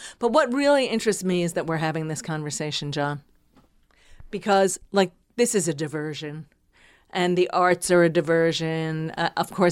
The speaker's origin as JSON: {"language": "English", "region": "New Jersey", "country": "United States", "tie": "born or raised there", "said": "I was from New Jersey. And in my little town, my mother disapproved."}